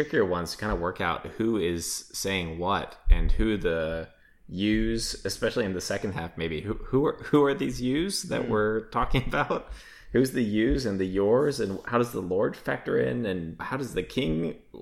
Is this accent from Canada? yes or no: no; Australia; I'm from Australia